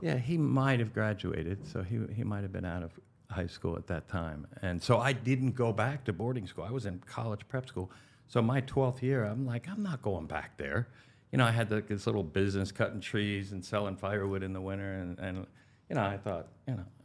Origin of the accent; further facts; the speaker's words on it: Valley Forge, Pennsylvania, United States; also born or lived in Frisco, Colorado / Denver, Colorado / Aspen, Colorado / West Palm Beach, Florida; now in Pompano Beach, United States; I grew up in Valley Forge, Pennsylvania